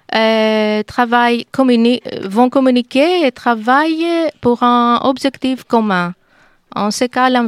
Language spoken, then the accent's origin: French; Greece; French is a second language; je viens des Grecs, de Grèce.